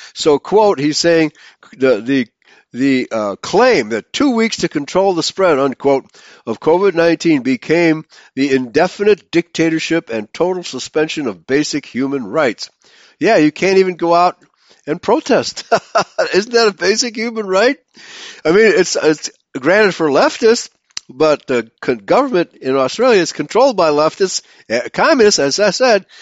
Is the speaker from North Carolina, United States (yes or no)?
no; Chicago, Illinois, United States; growing up in Chicago